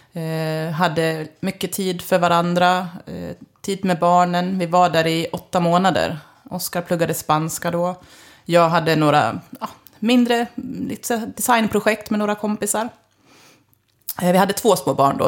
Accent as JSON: {"language": "Swedish", "town": "Leksand", "region": "Dalarna County", "country": "Sweden", "tie": "born or raised there", "moved": "as an adult", "said": "kommer ursprungligen från Leksand och har flyttat hem kan man säga för tre år sedan"}